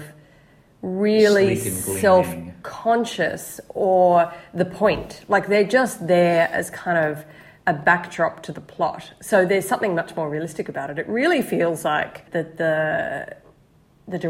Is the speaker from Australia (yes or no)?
yes; Australia; I'm Australian